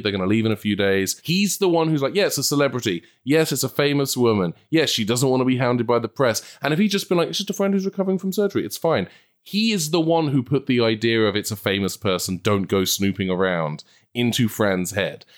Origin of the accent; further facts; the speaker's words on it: England, United Kingdom; moved away as an adult; now in Los Angeles, United States; You can probably tell from my accent, I come from a country who, uh, w, our main thing is like, it's gonna rain